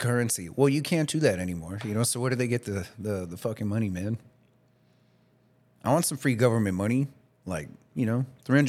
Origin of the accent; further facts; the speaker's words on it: D.C. area, Maryland, United States; moved away; I grew up in the Maryland, you know, D.C. area as well.